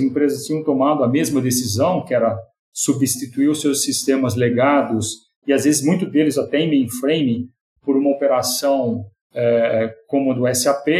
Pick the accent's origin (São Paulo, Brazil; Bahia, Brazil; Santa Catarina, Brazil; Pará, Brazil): São Paulo, Brazil; São Carlos; accent: caipira; moved away as an adult; now in São Paulo, Brazil; eu nasci em São Carlos, sou caipira de São Carlos